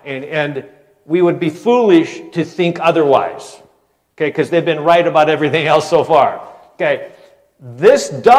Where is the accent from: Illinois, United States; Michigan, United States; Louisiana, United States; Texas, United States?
Michigan, United States; And I'm from Michigan, right? So I feel like a traitor.